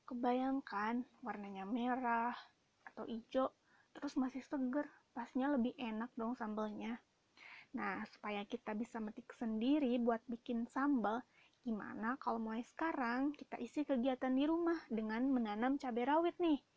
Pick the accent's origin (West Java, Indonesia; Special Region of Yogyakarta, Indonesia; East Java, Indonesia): West Java, Indonesia; West Bandung; kalau di daerahku Bandung Barat dan sekitarnya biasanya disebut cengek.